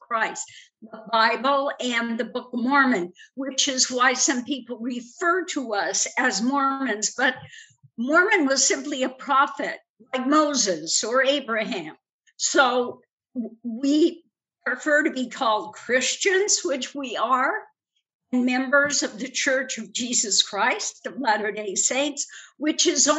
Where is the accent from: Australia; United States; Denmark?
Denmark; moved away; I was born in Denmark